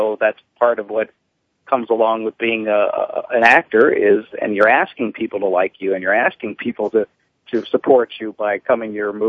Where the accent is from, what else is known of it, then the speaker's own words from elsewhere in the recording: Los Angeles, California, United States; I grew up in the San Fernando Valley here out in Hollywood, and, went to North Hollywood High.